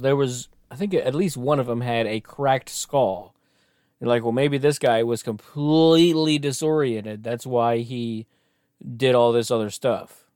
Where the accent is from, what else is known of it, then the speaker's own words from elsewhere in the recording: United States; I'm very American.